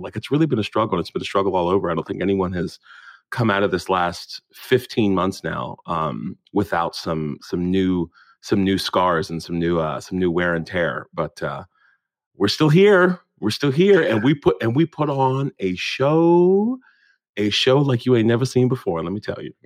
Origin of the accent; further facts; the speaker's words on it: Morgantown, West Virginia, United States; moved away as an adult; now in United Kingdom; growing up in West Virginia as a black kid